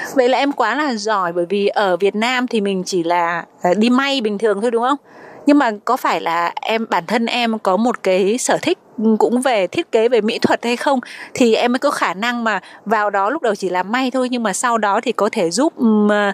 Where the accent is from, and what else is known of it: Vietnam; now in Taiwan